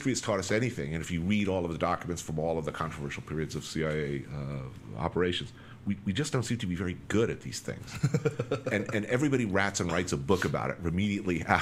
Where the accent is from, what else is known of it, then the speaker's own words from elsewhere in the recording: New York City, New York, United States; I'm an American. I'm a New Yorker